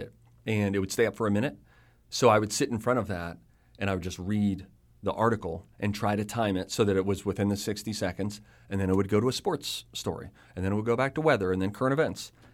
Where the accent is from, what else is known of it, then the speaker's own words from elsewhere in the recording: Pittsburgh, Pennsylvania, United States; moved away; I'm from Pittsburgh